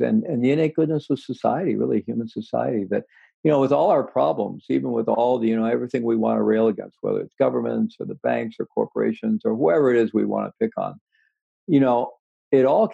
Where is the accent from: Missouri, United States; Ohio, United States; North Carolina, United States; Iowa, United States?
Missouri, United States; moved away; I was born in Missouri, and I had good rational skeptical education in Missouri, the show me state